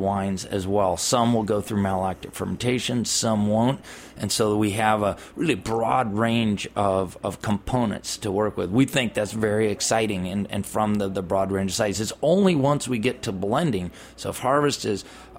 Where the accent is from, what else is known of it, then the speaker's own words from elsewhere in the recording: California, United States; I'm from California.